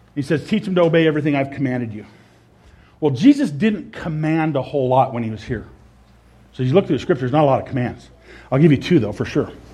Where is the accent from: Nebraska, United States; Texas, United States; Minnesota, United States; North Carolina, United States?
Nebraska, United States; moved away as an adult; also born or lived in Idaho; my home state, Nebraska